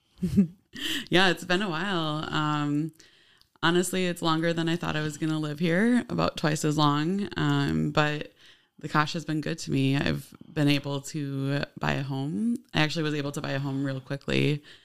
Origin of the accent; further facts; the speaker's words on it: Ellendale, Minnesota, United States; moved away as an adult; now in Oshkosh, United States; I'm from Ellendale, Minnesota. It's, um, kind of between Mankato and Rochester